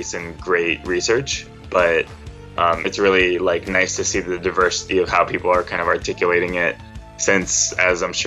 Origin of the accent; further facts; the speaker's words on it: Fresno, California, United States; also born or lived in San Francisco Bay Area, California; I was born and raised in Fresno, California